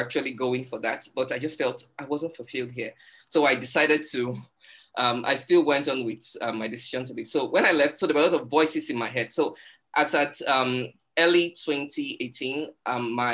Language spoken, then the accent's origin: English; Nigeria; I'm a Nigerian. And I live in Lagos, Nigeria